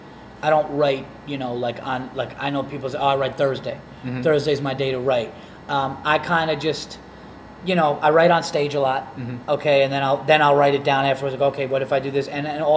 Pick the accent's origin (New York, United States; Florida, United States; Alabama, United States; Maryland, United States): New York, United States; Yonkers; also born or lived in Fishkill, New York; And now I was born in the Yonkers. Okay. I was pretty much always in Westchester. Then for high school, my mom moved me upstate.